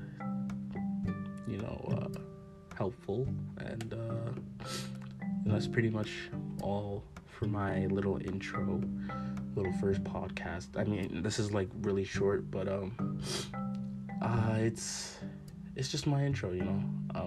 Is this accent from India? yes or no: no; Calgary, Alberta, Canada; I'm from Calgary